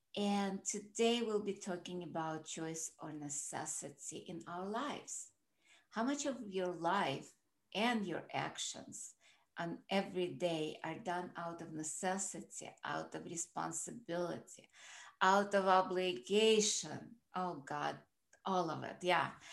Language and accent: English; Russia; moved away; I grew up in Russia